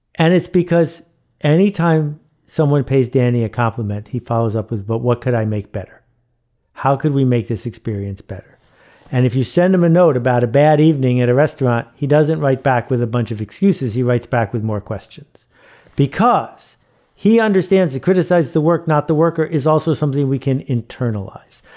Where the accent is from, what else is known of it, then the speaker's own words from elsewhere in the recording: Buffalo, New York, United States; I grew up in Buffalo, New York